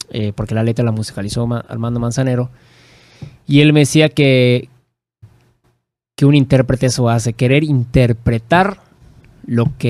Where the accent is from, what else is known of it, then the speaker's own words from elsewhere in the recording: Mexico; porque no somos ni españoles ni indígenas, somos mexicanos.